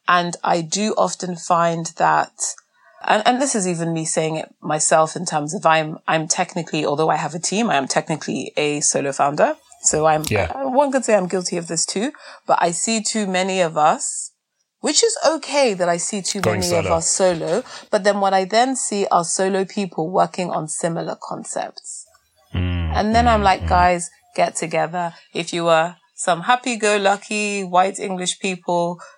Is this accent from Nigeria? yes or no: yes; Nigeria; In our continent of scarcity as a Nigerian where there's never enough even water and electricity